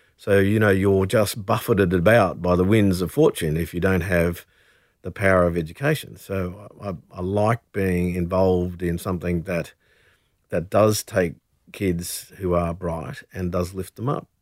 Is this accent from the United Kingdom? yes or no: no; Brisbane, Queensland, Australia; moved away; also born or lived in Camden Haven, New South Wales; growing up in Brisbane